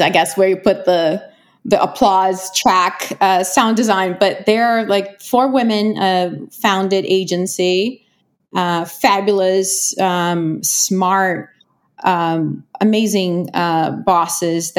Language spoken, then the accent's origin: English; Rio de Janeiro, Brazil; moved away as an adult; now in New York, United States; I was born and raised in Rio